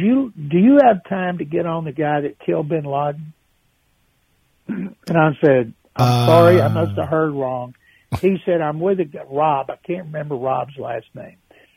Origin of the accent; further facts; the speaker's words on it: Houston, Texas, United States; I was from Houston